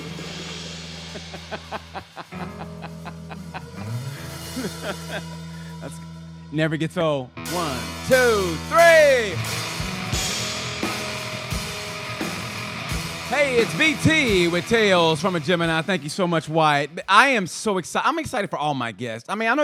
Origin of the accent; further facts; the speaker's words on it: Muskogee, Oklahoma, United States; I grew up in Muskogee, Oklahoma